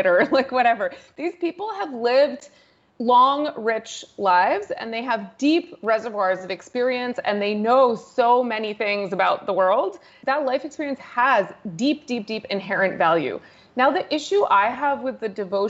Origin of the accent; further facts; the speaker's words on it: United States; moved away as an adult; now in India; I was raised in a half American, half European household and spent most of my childhood in the US